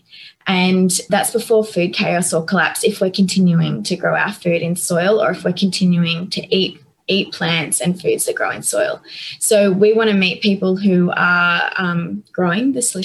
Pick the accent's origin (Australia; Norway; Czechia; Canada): Australia; Northern Rivers, New South Wales; moved away; I grew up on the northern rivers with paddocks to the horizon